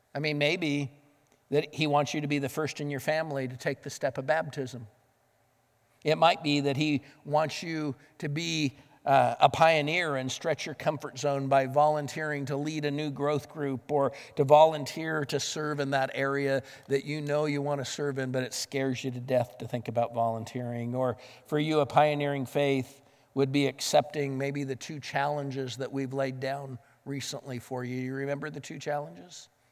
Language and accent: English; the West, United States; moved away; Growing up in the West